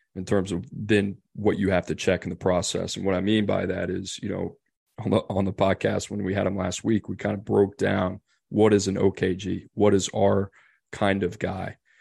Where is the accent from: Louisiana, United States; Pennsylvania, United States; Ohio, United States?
Louisiana, United States; New Orleans; I grew up in New Orleans